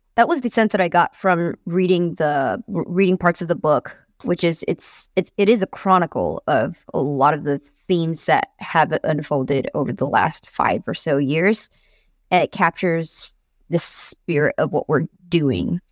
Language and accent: English; United States; as an American